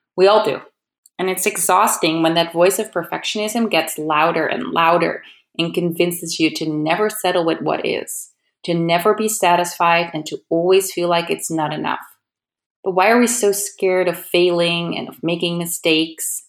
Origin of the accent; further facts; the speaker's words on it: Amsterdam, North Holland, Netherlands; moved away as an adult; now in California, United States; I'm originally from Amsterdam in the Netherlands